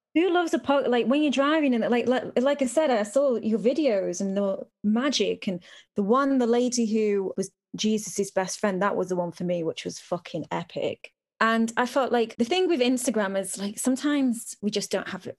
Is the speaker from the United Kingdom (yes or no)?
yes; United Kingdom; I'm so British